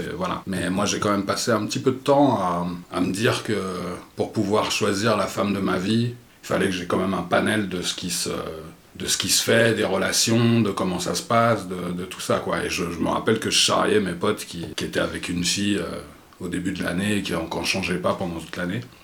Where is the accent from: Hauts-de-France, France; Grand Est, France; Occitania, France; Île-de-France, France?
Île-de-France, France; Vincennes; je suis né à Vincennes, donc dans les années 70 il n'y avait pas beaucoup de noirs et j'étais un peu le seul noir de la, de la maternelle